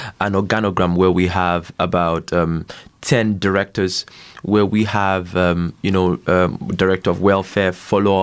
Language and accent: English; Akwa Ibom, Nigeria; I'm from Nigeria